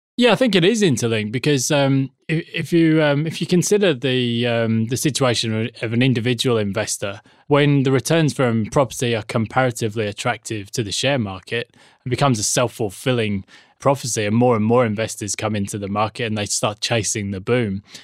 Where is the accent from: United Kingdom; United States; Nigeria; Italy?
United Kingdom; England; now in Australia; being English